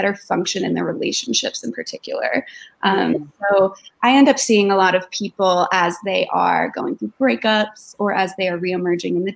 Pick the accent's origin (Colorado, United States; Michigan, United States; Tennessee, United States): Colorado, United States; Denver; I moved back home to my hometown of Denver, opened up my practice